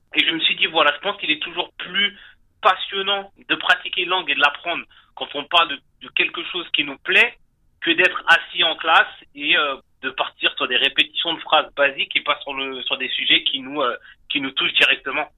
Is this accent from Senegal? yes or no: no; France; moved away as an adult; now in Canada; je suis originaire de France. Euh, je suis arrivé au Canada en 2013